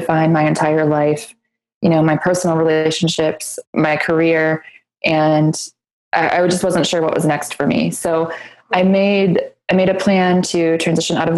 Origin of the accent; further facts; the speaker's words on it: Michigan, United States; moved away as an adult; now in New York, United States; I grew up in Michigan